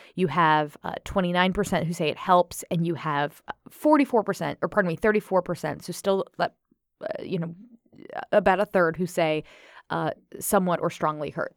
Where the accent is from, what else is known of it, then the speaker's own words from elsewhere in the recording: United States; As an American